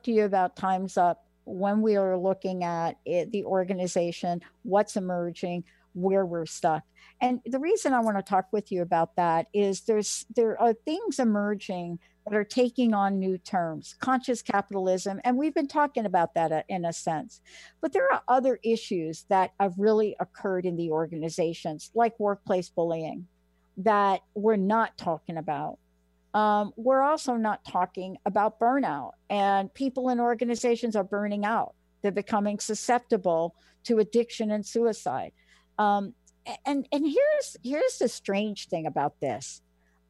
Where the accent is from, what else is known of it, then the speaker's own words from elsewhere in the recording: New York, United States; I grew up in New York